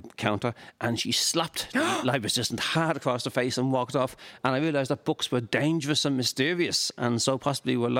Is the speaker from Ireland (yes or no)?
yes; Dublin, Leinster, Ireland; I grew up in Finglas